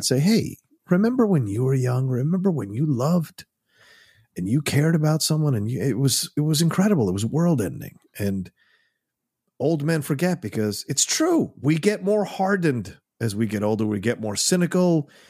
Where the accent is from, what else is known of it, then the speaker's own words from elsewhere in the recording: United States; I'm American, very much